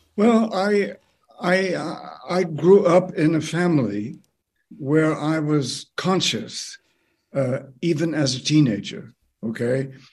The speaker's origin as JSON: {"language": "English", "country": "United States", "tie": "born or raised there", "moved": "as an adult", "lives_now": "Canada", "said": "my birth country"}